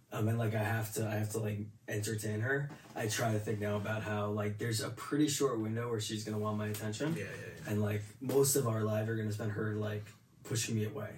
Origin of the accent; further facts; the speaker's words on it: Teaneck, New Jersey, United States; from the time I grew up in Teaneck as like a kid till I was like a teenager